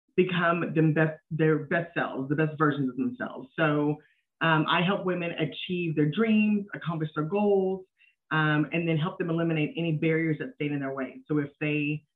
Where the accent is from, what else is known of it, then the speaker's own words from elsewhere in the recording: Dallas, Texas, United States; also born or lived in Philadelphia, Pennsylvania; We live in Dallas, Texas, so we've been here pretty much forever